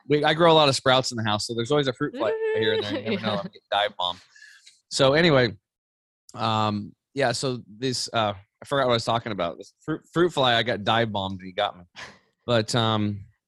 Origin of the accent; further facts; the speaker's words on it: Eastern Oregon, United States; I grew up over in Eastern Oregon on a small cattle and hay farm.